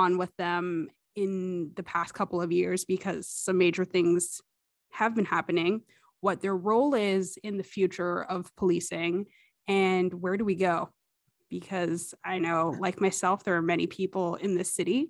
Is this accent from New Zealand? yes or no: no; Ottawa, Ontario, Canada; even though I was born and raised here in Ottawa